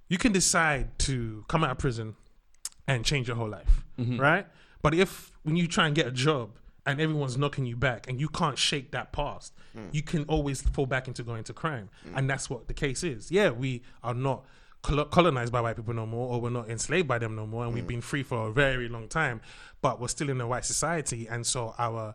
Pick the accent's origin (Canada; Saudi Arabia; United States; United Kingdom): United Kingdom; London; also born or lived in Lagos, Nigeria; I grew up in East London, Hackney.